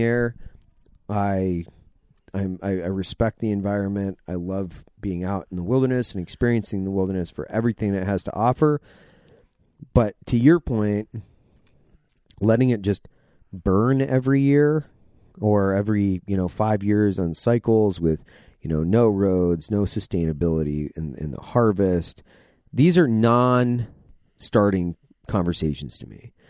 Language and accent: English; Idaho, United States; I'm from Idaho. My dad was a logger